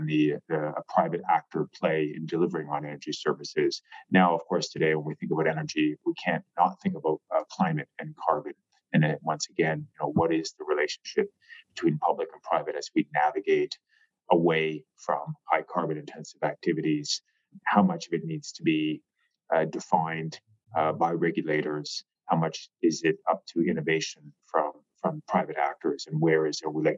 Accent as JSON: {"language": "English", "country": "Canada", "said": "I'm Canadian"}